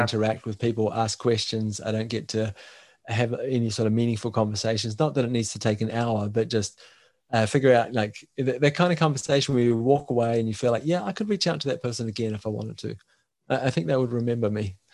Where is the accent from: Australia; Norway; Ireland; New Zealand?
New Zealand; now in Denmark; I'm from New Zealand, living in Denmark.